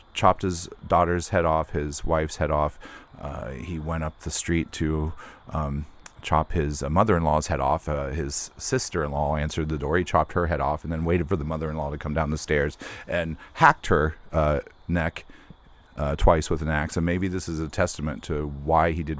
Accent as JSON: {"language": "English", "region": "West Virginia", "country": "United States", "tie": "born or raised there", "said": "I grew up in West Virginia"}